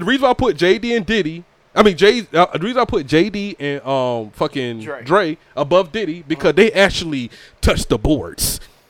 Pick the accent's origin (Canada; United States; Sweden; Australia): United States; Georgia; I'm from Georgia.